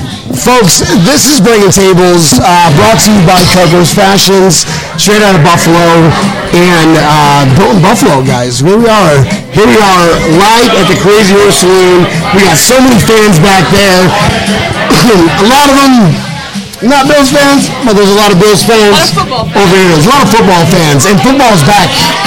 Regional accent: Philippines; I'm Filipino. I have that look, you know.

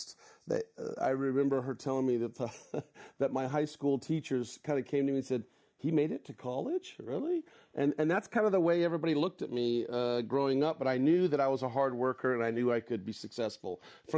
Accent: Northern California, United States; I grew up in Northern California on a small ranch.

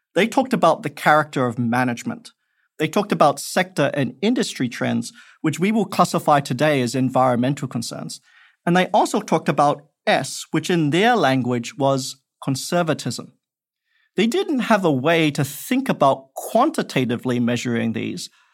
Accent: Perth, Western Australia, Australia; moved away; also born or lived in Malaysia; I grew up in Australia

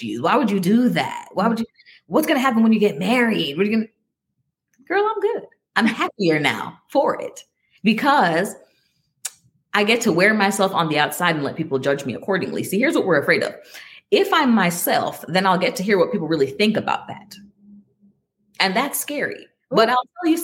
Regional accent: Jamaica; I'm Jamaican and my dad was a pastor

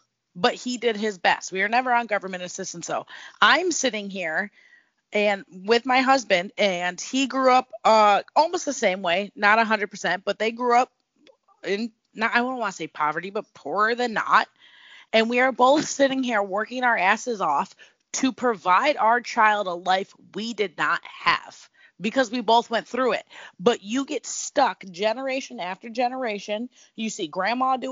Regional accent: Niagara Falls, New York, United States; I grew up in Niagara Falls, New York.

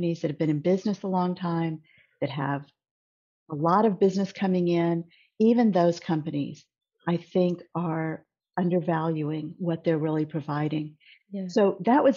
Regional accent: Corpus Christi, Texas, United States; now in Houston, United States; I actually grew up in a very small city in South Texas called Corpus Christi, and moved to Houston

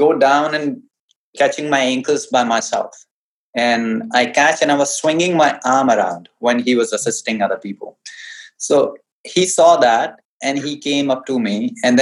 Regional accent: North India, India; English is a second language; I hail from North India and I understand Hindi better

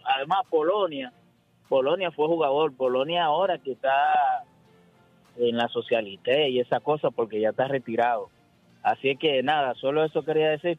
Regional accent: Dominican Republic; como dominicano

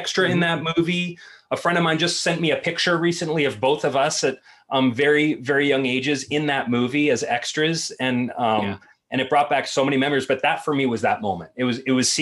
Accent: Beverly, Massachusetts, United States; I grew up in a small neighborhood called Beverly Farms, which is a very wealthy enclave of this city of Beverly

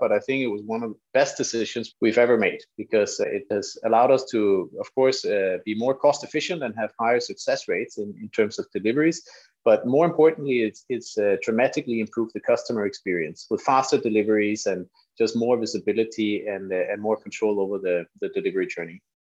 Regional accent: Denmark; moved away as an adult; also born or lived in London; I'm from Denmark.

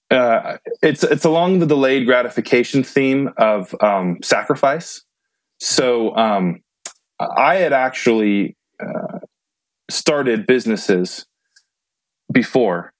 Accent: Modesto, California, United States; moved away as an adult; now in Utah, United States; my hometown Modesto

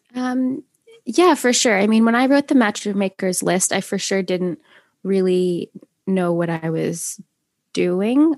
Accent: Saskatoon, Saskatchewan, Canada; moved away as an adult; also born or lived in United Kingdom; in my hometown of Saskatoon, uh, Saskatchewan. I live in Canada

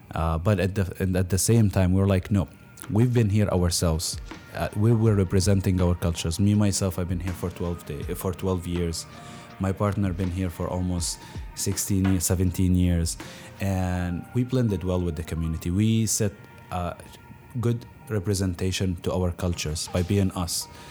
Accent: Palestine; moved away as an adult; now in Milwaukee, United States; I was born here in Milwaukee, actually, but my family moved right away to Palestine. And I grew up there till I finished high school, and I came in here for college.

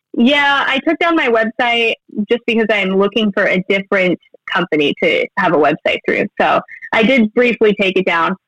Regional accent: Billings, Montana, United States; I'm from Billings, Montana

